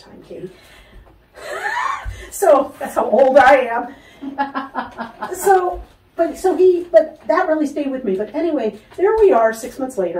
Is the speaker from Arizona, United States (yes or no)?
no; Connecticut, United States; now in Los Angeles, United States; I grew up Jewish in Connecticut where everybody looked the same